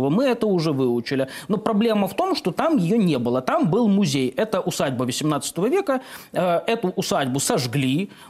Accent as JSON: {"language": "Russian", "town": "Kharkiv", "region": "Kharkiv Oblast", "country": "Ukraine", "said": "поскольку я харьковчанин, естественно, я в первую очередь отслеживаю ситуацию в родном городе."}